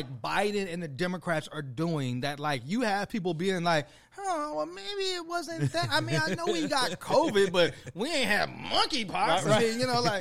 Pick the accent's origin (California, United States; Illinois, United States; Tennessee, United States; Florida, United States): Illinois, United States; Chicago; I'm from Chicago.